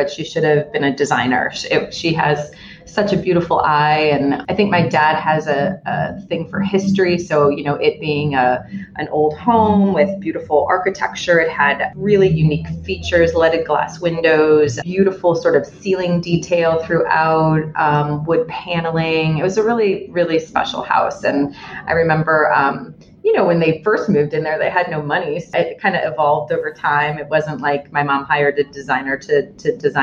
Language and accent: English; Evanston, Illinois, United States; born or raised there; now in Chicago, United States